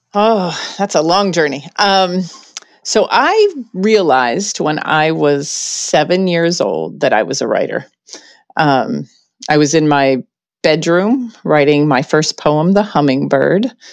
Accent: Pittsburgh, Pennsylvania, United States; I grew up in Pittsburgh

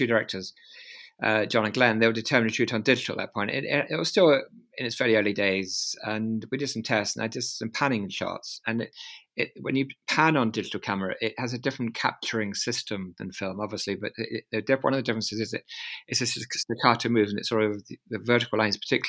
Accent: London, United Kingdom; I was brought up in London

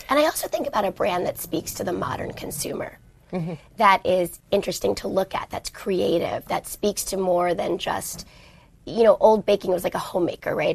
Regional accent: New York City, New York, United States; moved away; growing up in New York

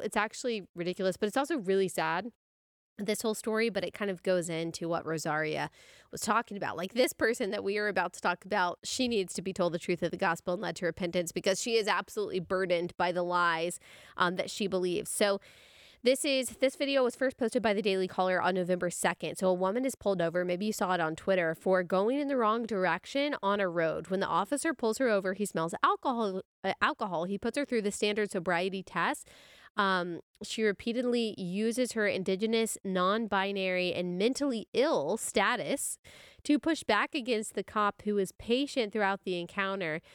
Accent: Texas, United States; I'm from Texas

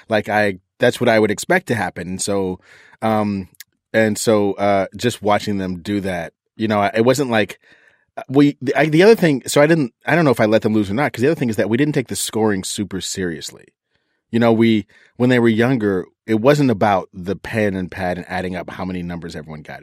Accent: East Coast, United States; moved away; I grew up on the East Coast

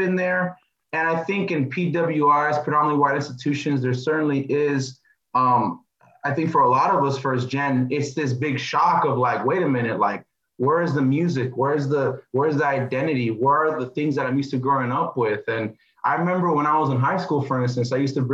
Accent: East Palo Alto, California, United States; also born or lived in North Carolina / New Jersey / Oxford, England; I grew up in the Bay Area

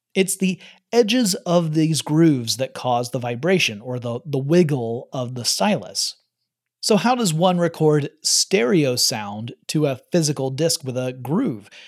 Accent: Georgia, United States; growing up in Georgia

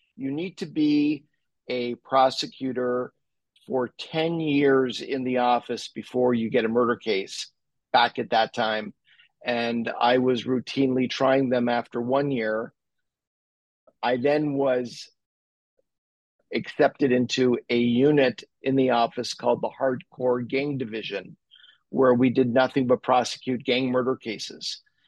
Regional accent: Montreal, Quebec, Canada; I'm an attorney, born and raised in Montreal. I went to law school in LA.

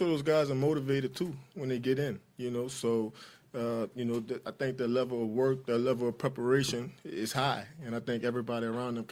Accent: New Orleans, Louisiana, United States; I grew up in New Orleans

